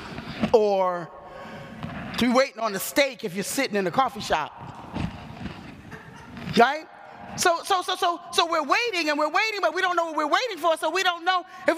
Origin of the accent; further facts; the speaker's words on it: New York City, New York, United States; I grew up in New York City. My dad worked in the Village. I lived on the Forgotten Borough, Staten Island